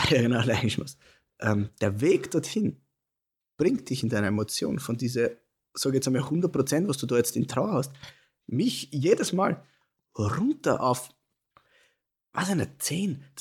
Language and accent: German; Burgenland, Austria